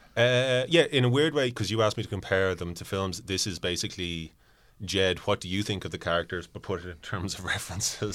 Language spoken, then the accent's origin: English; Ireland; if I was talking to someone from a different part of Ireland, my accent might drift a little bit